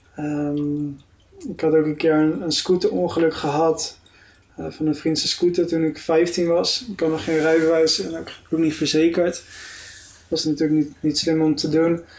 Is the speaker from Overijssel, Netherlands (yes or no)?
no; Delft, South Holland, Netherlands; moved away as an adult; also born or lived in Heerde; Ik ging naar de christelijk gereformeerde kerk in Delft, waar ik ben opgegroeid